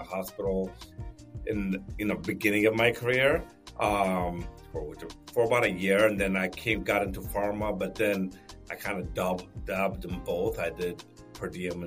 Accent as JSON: {"language": "English", "country": "Ethiopia", "tie": "born or raised there", "said": "I was born in Ethiopia"}